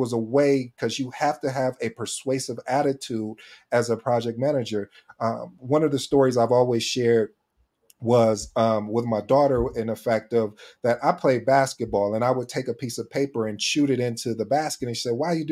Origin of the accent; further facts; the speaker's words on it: Michigan, United States; When I was growing up in Michigan